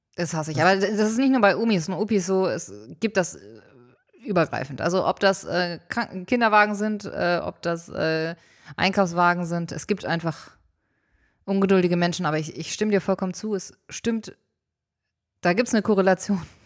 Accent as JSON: {"language": "German", "region": "Hamburg", "country": "Germany", "tie": "born or raised there", "said": "ich bin in Ulstedt groß geworden, das ist ein Stadtteil in Hamburg nördlich, gehört zu den Waldörfern"}